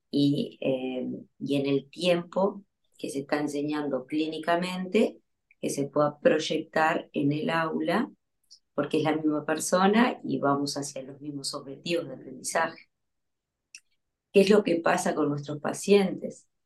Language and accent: Spanish; Uruguay; moved away as an adult; now in Buenos Aires, Argentina; soy uruguaya, ahora estoy en Buenos Aires, voy y vengo